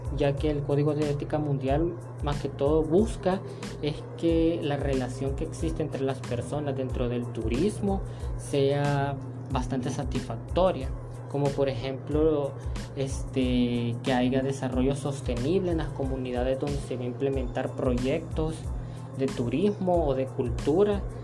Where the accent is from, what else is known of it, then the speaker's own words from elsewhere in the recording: El Salvador; como salvadoreños que somos